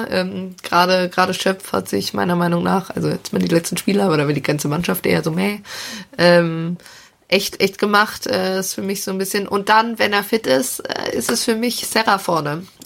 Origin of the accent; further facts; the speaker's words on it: Bünde, North Rhine-Westphalia, Germany; born there; Also, äh, geboren tatsächlich in Bünde